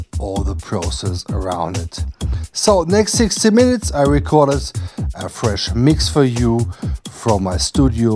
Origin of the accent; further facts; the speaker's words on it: Emmerich, North Rhine-Westphalia, Germany; my hometown Emmerich